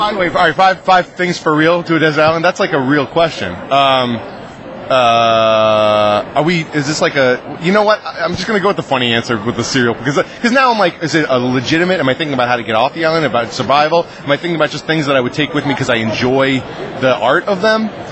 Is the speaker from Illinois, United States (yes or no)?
no; Franklin, Massachusetts, United States; I was born on the back of a donkey in a small Swiss town called Franklin, Massachusetts. I know I'm from Mass.